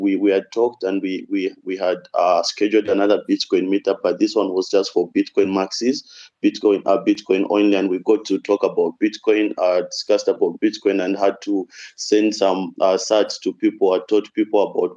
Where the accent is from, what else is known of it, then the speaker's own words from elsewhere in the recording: Zambia; also born or lived in Russia; a lot of people in my country